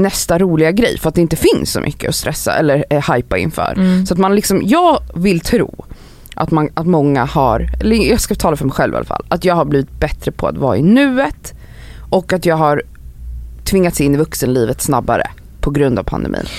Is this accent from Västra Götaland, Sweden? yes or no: no; Stockholm, Stockholm County, Sweden; now in Stockholm, Sweden; när jag växte upp i Farsta